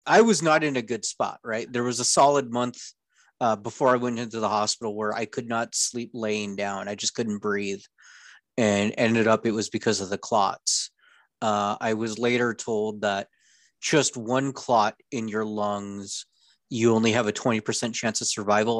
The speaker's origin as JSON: {"language": "English", "area": "Orange County", "region": "California", "country": "United States", "tie": "born or raised there", "also_born_or_lived": "North Idaho", "moved": "yes", "lives_now": "Idaho, United States", "said": "I grew up in Orange County, California"}